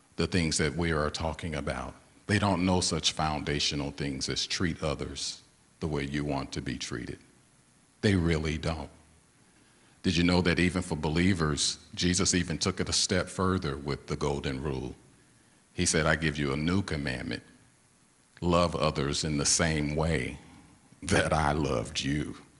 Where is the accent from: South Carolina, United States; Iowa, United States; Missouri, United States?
Missouri, United States; St. Louis; I was born and raised in St. Louis, Missouri